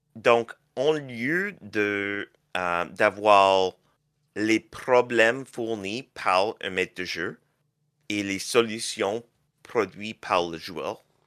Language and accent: French; Canada; je suis canadien